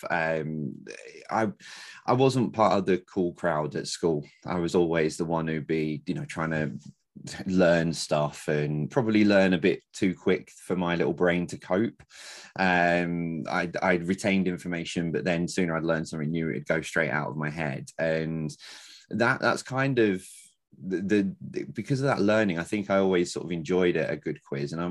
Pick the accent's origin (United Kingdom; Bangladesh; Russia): United Kingdom; London; moved away as an adult; now in Lancashire, United Kingdom; born and bred in London